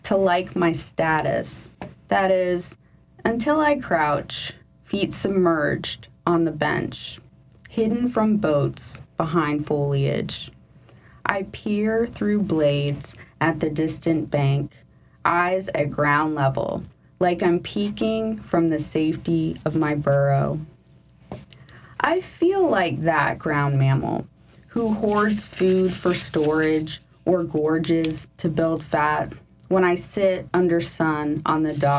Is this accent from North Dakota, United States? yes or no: no; Merritt Island, Florida, United States; moved away; my hometown in Florida, Merritt Island